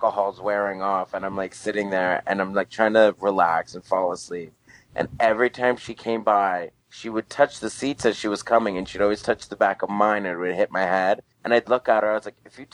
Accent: Glendale, Arizona, United States; also born or lived in Goodyear, Arizona / Litchfield Park, Arizona / Phoenix, Arizona; I'm originally from Glendale, Arizona. I grew up there pretty much my entire life.

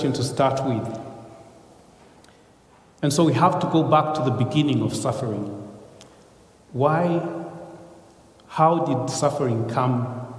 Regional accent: Uganda; I come from Uganda again, and my mother is a Muganda. My father was a Runyankore

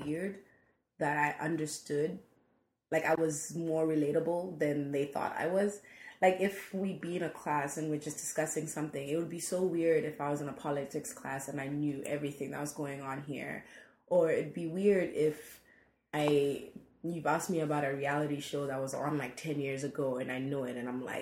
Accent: Botswana; first language English; now in San Francisco, United States; I'm from Botswana.

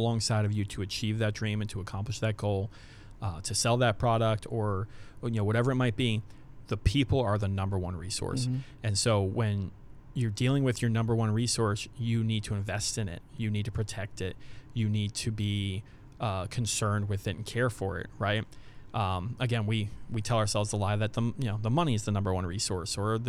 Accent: United States; as an American people

